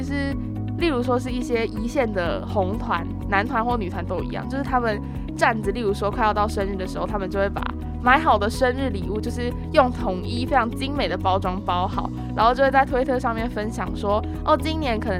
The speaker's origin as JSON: {"language": "Chinese", "country": "Taiwan", "said": "我们是台湾的粉丝"}